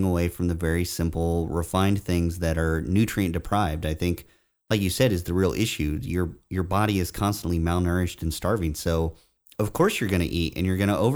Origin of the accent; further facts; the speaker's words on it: Indiana, United States; moved away; where I grew up in Indiana